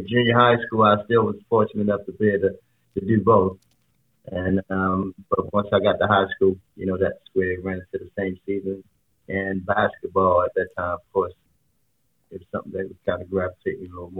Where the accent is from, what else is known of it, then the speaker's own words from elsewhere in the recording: Baltimore, Maryland, United States; Grew up in Baltimore, Maryland, in the city of Baltimore, yes.